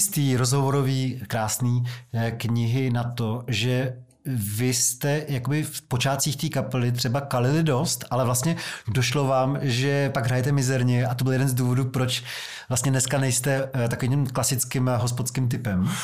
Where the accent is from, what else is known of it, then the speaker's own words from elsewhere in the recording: Prague, Czechia; jsem z Vysočan